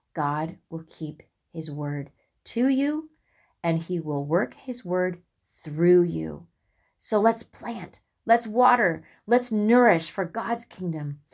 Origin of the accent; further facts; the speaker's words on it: West Lafayette, Indiana, United States; moved away as an adult; now in Illinois, United States; where I grew up in Indiana, West Lafayette